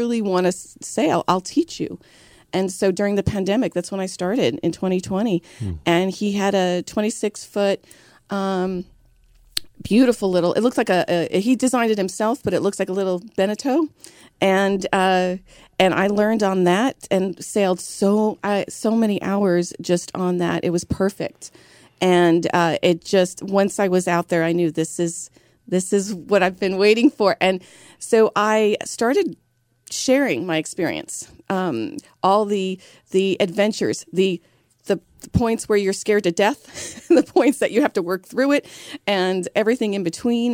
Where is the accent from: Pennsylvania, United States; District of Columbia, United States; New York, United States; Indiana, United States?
New York, United States; New York City; I'm originally from New York. I was born and raised in Brooklyn